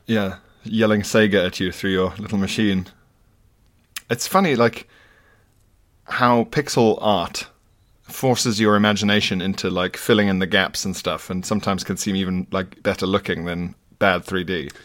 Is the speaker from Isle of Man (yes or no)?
yes; Isle of Man; moved away; I grew up partially on the Isle of Man